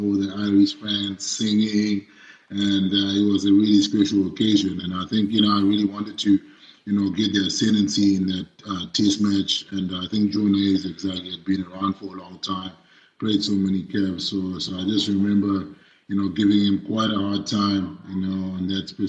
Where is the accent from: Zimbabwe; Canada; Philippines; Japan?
Zimbabwe; moved away as an adult; now in South Africa; I was born and raised in Zimbabwe.